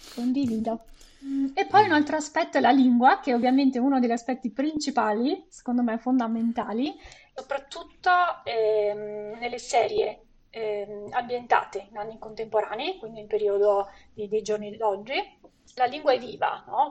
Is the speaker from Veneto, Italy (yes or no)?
yes; Venice, Veneto, Italy; now in Canada; Sono originaria di Venezia